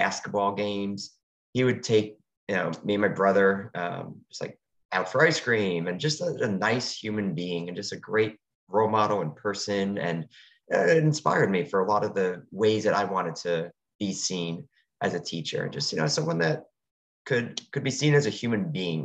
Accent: New Jersey, United States; moved away as an adult; also born or lived in North Carolina / Atlanta, Georgia; I was born and raised in New Jersey, but I have spent my entire professional career, my whole adult life down in the South

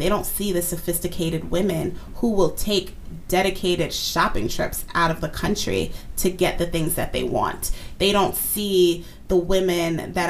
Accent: United States; yes, I was born and raised in America, but I can't deny the duality of my identity. I was raised in a Nigerian home that happens to be located in America.

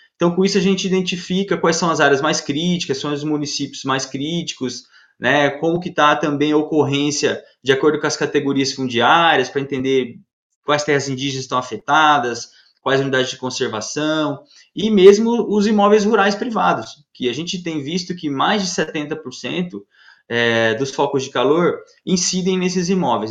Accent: Mato Grosso, Brazil; eu sou mato-grossense e desde pequeno eu viajo com meu pai pelo estado inteiro

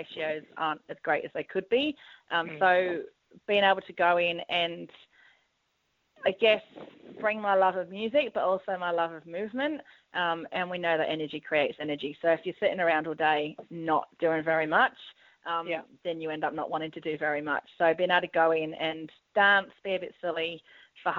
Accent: England, United Kingdom; moved away as an adult; now in Sydney, Australia; I'm English, moved over here in 2000, studied music in the UK

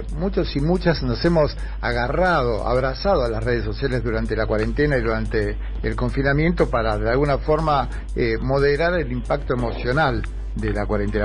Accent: Argentina; vamos a decir los argentinos porque somos argentinos

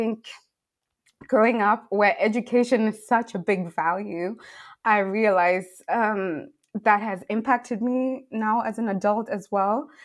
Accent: Bulawayo, Zimbabwe; also born or lived in Worcester, South Africa; now in Germany; I'm from Zimbabwe, as I've said. I'm from Bulawayo, to be specific.

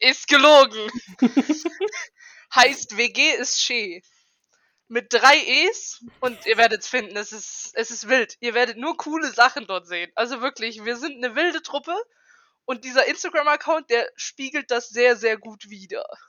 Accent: Karlsruhe, Baden-Württemberg, Germany; now in Esslingen, Germany; ich komme ursprünglich aus Karlsruhe und wohne jetzt in Esslingen

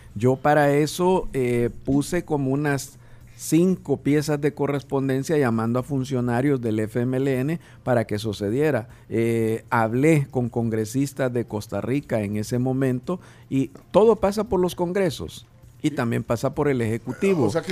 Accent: El Salvador; nosotros como salvadoreños

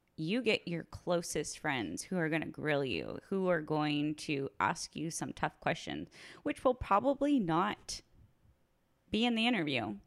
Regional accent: Orange County, California, United States; now in Seattle, United States; I came from California, so I'm an Orange County girl

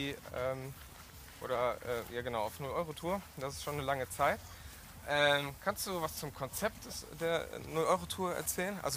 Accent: Rhineland, Germany; born there; now in Essen, Germany; da draußen nennen sie mich … gebürtiger Rheinländer, neues Großstadt Essen

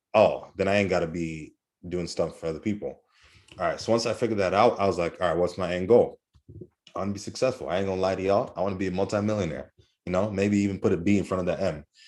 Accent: Kenya; I'm Kenyan

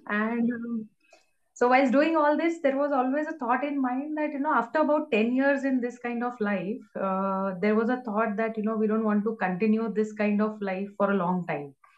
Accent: Mumbai, Maharashtra, India; born and brought up in Bombay, so typical metro

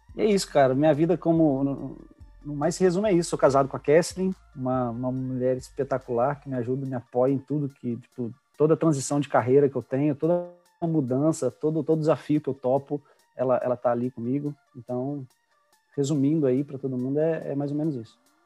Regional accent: Juiz de Fora, Minas Gerais, Brazil; moved away; Juiz de Fora, que é minha terra natal, onde eu nasci, cresci

